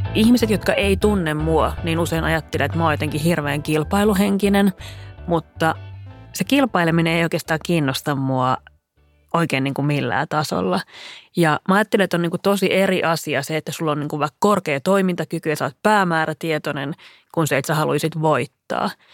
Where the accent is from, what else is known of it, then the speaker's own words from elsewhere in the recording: Lahti, Päijät-Häme, Finland; Mä olen kotoisin Lahdesta ja siellä perusoletus oli, että kaikki hiihtää